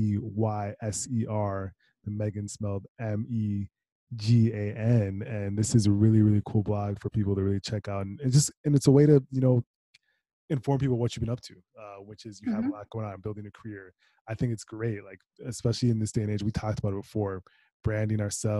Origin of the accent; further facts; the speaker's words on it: Minnesota, United States; I'm from Minnesota